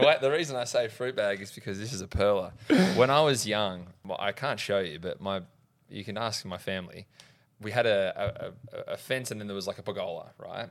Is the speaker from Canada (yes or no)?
no; Horsham, Victoria, Australia; I grew up in Horsham, Country